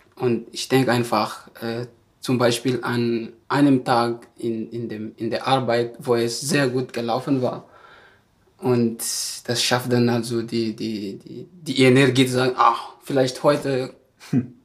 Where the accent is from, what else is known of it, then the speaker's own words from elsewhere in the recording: Madagascar; German is a second language; moved away as an adult; now in Germany; ich komme aus Madagaskar